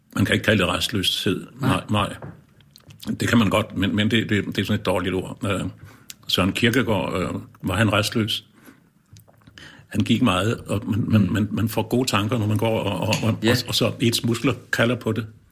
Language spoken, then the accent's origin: Danish; Lolland, Zealand, Denmark; nede på Lolland, hvor jeg kommer fra